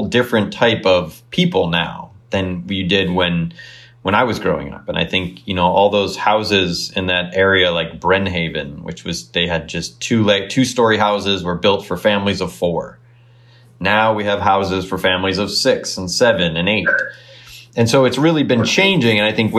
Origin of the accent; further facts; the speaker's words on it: Elmhurst, Illinois, United States; I grew up in Elmhurst.